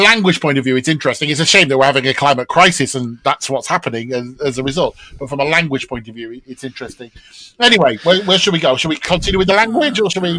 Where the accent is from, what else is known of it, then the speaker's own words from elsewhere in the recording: United Kingdom; as a Brit